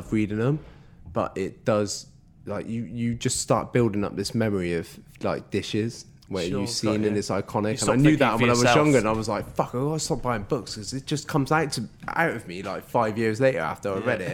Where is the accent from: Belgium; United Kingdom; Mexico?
United Kingdom; Bristol, South West England; We're from Bristol